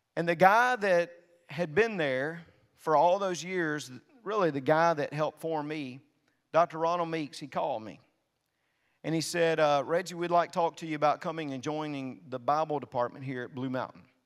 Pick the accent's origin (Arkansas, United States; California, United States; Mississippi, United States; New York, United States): Mississippi, United States; North; moved away as an adult; also born or lived in South Louisiana; I could go back to North Mississippi. They wouldn't make fun of my accent like they did down in South Louisiana